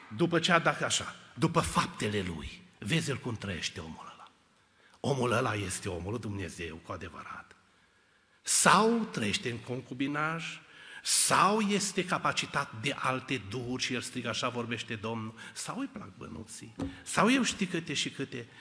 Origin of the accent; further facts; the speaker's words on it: Cluj-Napoca, Cluj County, Romania; Noi eram trei tineri de la Cluj